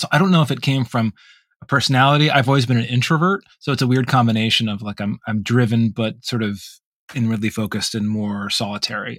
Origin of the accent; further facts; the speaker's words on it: Vermont, United States; moved away; in Vermont, there wasn't a lot of alternatives